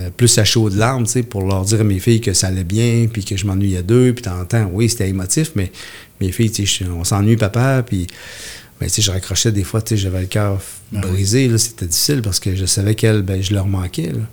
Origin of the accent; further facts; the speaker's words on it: Haute-Mauricie, Quebec, Canada; je viens de la Haute-Mauricie